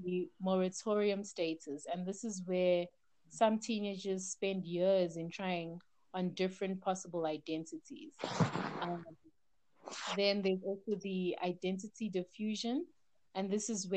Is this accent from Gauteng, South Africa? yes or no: yes; Gauteng, South Africa; also born or lived in Democratic Republic of the Congo; I am Congolese, born in the DRC at the very heart of Africa. We lived there for the first 3 years of my life and have now been living in South Africa for the past 22 years